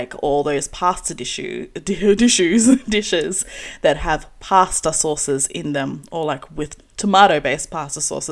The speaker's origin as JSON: {"language": "English", "town": "Sydney", "region": "New South Wales", "country": "Australia", "tie": "born or raised there", "said": "I was born here in Australia in a suburb known as Lakemba"}